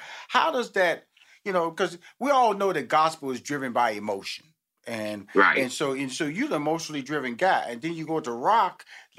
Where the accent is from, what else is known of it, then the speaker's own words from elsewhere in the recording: Houston, Texas, United States; because I come from a big family, Molly. You know, I'm from Houston, mm-hmm. Texas. I have 6 sisters, 2 brothers.